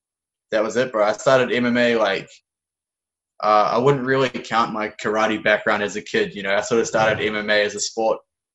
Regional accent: New Zealand; also born or lived in Christchurch; growing up in New Zealand, it's sort of like rugby or nothing.

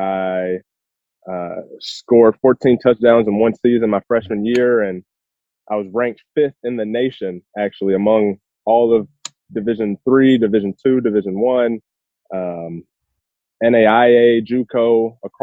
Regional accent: Chicago, Illinois, United States; I was born and raised in Chicago.

